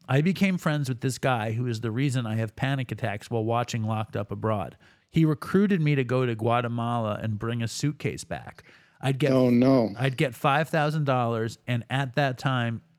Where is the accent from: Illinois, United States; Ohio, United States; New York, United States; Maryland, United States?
Maryland, United States; Baltimore; I'm from Baltimore, and a big part of my addiction is the actual copping.